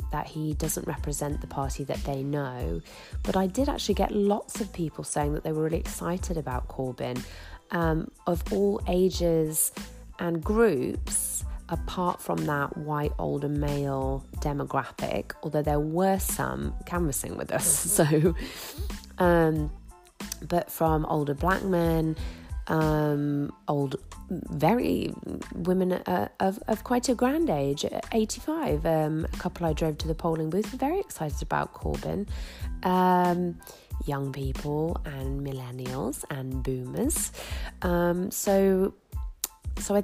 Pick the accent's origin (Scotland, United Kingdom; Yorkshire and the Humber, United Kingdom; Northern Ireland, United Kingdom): Yorkshire and the Humber, United Kingdom; Grimsby; my hometown of Grimsby, a big industrial town